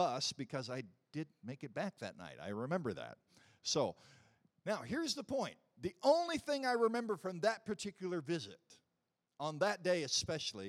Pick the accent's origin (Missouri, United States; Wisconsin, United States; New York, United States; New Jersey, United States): Missouri, United States; since I was from Missouri